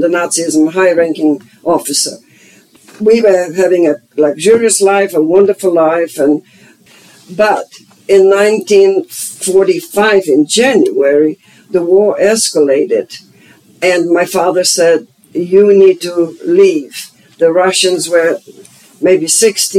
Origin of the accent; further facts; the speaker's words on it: Silesian Voivodeship, Poland; English is a second language; moved away as an adult; also born or lived in Germany; now in United States; I was born in East Germany, the state of Silesia, that was German at the time.